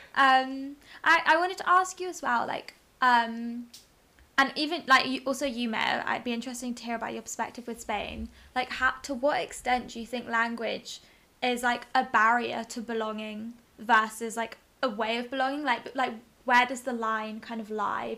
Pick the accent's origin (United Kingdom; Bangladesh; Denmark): United Kingdom; England; accent: British; first language English; I'd say I'm from England, but like half French